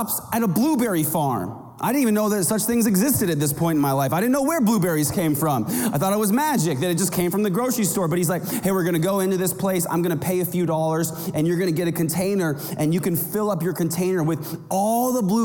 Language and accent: English; rural Kansas, United States; now in Arizona, United States; I grew up in the Midwest in rural Kansas